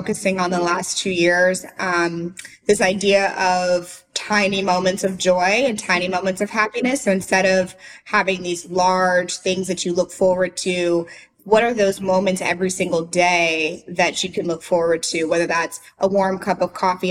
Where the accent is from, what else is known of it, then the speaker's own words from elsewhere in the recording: St. Louis, Missouri, United States; moved away as an adult; now in Nashville, United States; I'm from St. Louis